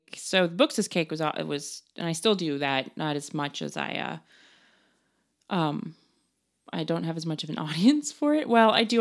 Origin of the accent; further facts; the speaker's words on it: Denver, Colorado, United States; moved away; also born or lived in New York; I was born in Denver, I grew up in New York